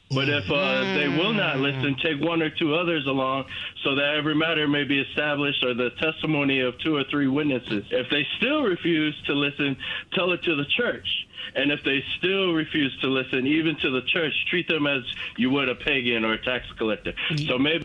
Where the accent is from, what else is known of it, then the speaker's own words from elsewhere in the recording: Maui, Hawaii, United States; now in Centreville, United States; I'm originally from Maui. I live here in Centerville, Virginia.